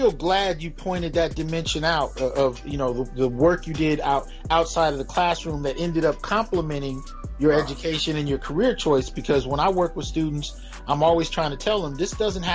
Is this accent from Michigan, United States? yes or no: no; Bay Area, California, United States; also born or lived in Los Angeles; I grew up in the Bay Area